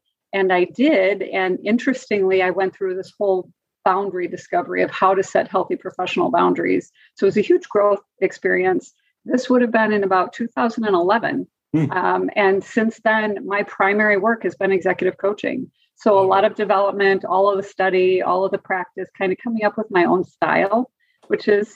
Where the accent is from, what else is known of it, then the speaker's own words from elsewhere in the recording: Wisconsin, United States; also born or lived in Oklahoma / Atlanta; led me back to Wisconsin, my home state